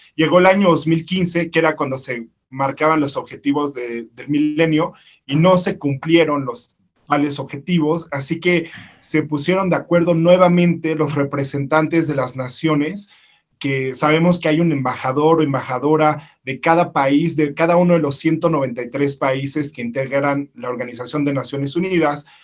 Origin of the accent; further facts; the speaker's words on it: Mexico; originario de México